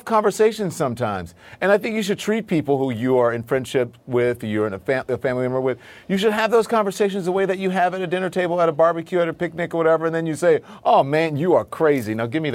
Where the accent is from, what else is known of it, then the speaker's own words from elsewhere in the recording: Louisiana, United States; Look, I grew up in Louisiana. Everybody I knew had a gun.